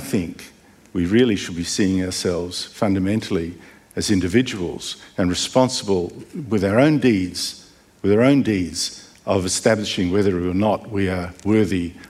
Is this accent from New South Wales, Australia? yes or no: no; Melbourne, Victoria, Australia; Melbourne, I come from Melbourne